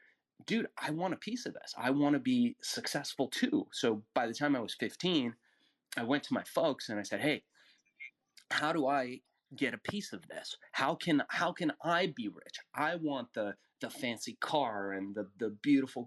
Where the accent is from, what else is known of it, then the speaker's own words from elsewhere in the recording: Los Angeles, California, United States; English is a second language; also born or lived in Iran; as I grew up in Los Angeles, I noticed all this wealth growing all around me